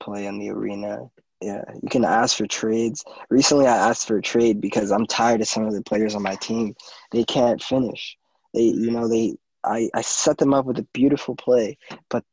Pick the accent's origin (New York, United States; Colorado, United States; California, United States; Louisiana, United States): New York, United States; Born and raised in New York.